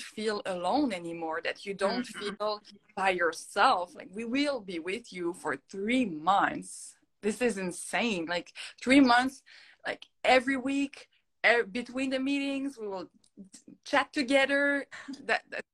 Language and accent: English; Montreal, Quebec, Canada; first language French; English is a second language; my first language is French. Like you maybe can hear my little accent. I am from Montreal